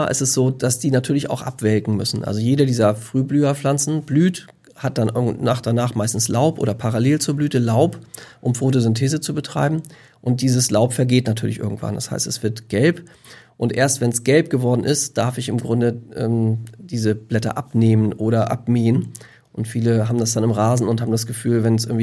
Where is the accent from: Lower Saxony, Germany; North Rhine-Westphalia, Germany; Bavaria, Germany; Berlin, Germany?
Lower Saxony, Germany; ich komme aus der Lüneburger Heide, da ist ein relativ durchlässiger Boden